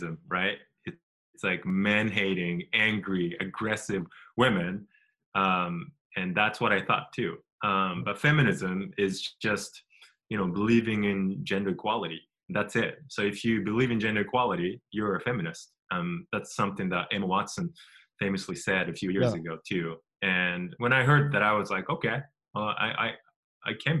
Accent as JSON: {"language": "English", "country": "Japan", "also_born_or_lived": "United States", "moved": "yes"}